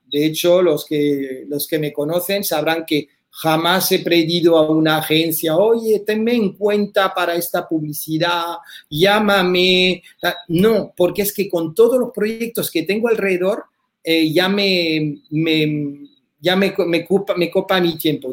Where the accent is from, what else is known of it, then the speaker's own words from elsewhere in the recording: France; moved away as an adult; now in Spain; soy francés de familia española